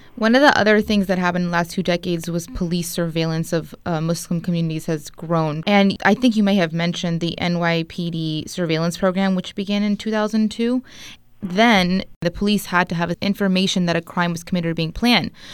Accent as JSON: {"language": "English", "country": "United States", "tie": "born or raised there", "said": "an Arab American who grew up in America"}